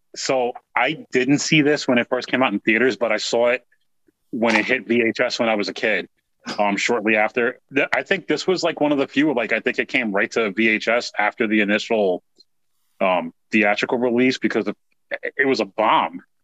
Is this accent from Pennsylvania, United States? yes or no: no; New York, United States; growing up in New York in the Bronx